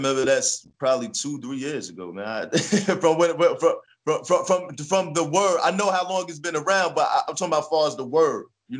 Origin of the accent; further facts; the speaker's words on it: Jersey City, New Jersey, United States; Well, you know, Jersey City is diverse. You know, it has its rough areas, and it has its mellow areas, and it has its beautiful areas.